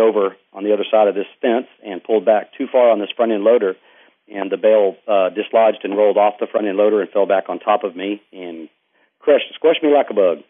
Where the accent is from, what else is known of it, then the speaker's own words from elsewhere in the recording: East Texas, United States; I'm from Texas, uh, East Texas, and um, grew up in a very active family.